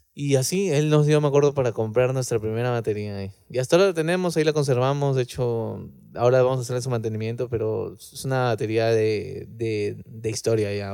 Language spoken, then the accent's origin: Spanish; Lima, Peru; nosotros somos de Lima